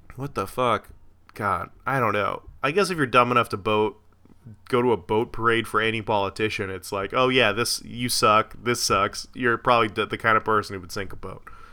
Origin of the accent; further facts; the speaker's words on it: Florida, United States; My hometown, Florida